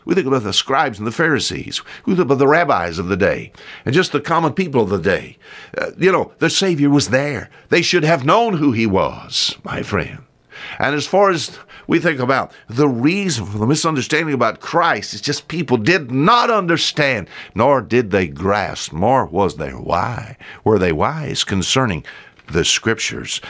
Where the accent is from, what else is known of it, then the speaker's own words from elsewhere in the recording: the South, United States; accent: Southern; I talk like, uh, I'm from the South